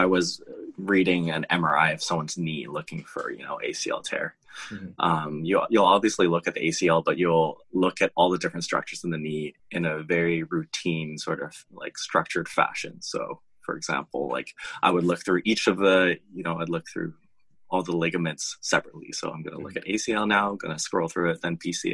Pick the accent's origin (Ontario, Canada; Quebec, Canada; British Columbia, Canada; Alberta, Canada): British Columbia, Canada; Vancouver; I grew up in Vancouver in Canada and did my schooling here